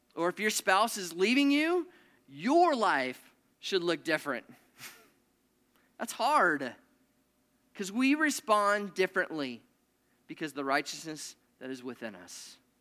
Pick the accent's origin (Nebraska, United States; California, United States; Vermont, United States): Nebraska, United States; I grew up in Nebraska.